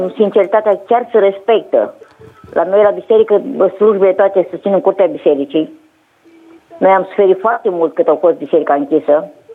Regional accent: Bârlad, Vaslui County, Romania; sunt din Bărlad

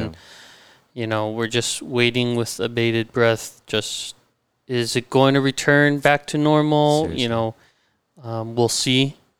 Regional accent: La Cañada, California, United States; Born and raised in La Cañada. Uh-huh. And that's where, you know, our journey began.

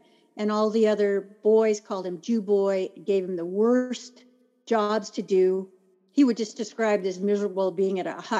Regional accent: Turkey; born there; He was a career Army, so I was born in Turkey. He was stationed overseas. We lived there.

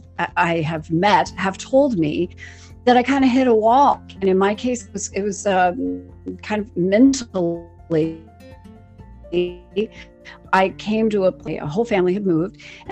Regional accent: Western Maryland, United States; I grew up in Western Maryland

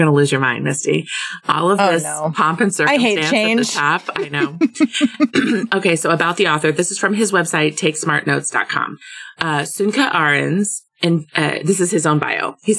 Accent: Hamburg, Germany; also born or lived in Munich / Bangkok; I am now back in my hometown of Hamburg, Germany.

